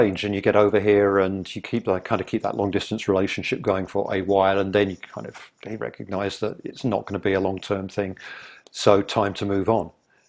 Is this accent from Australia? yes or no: no; England, United Kingdom; now in Vancouver, Canada; Okay, I'm a Brit. So let's try and do something with other expats that are here.